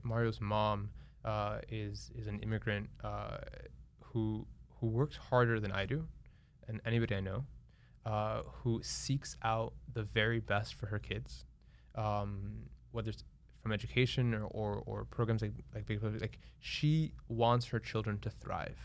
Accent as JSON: {"language": "English", "town": "Miami", "region": "Florida", "country": "United States", "tie": "born or raised there", "said": "I'm born and raised in Miami"}